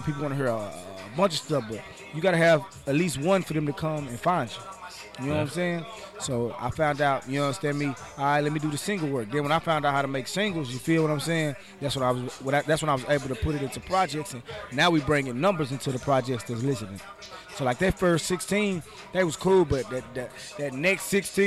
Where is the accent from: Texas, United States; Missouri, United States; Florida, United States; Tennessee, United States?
Texas, United States; Dallas; I'm from Dallas, Texas, the Lone Star, Texas, Dallas, Texas, Triple D, Texas